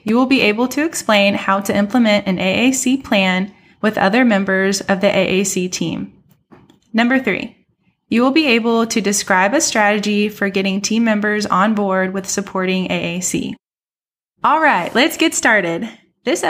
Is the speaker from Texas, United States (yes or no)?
yes; Texas, United States; She was born and raised in Texas, like me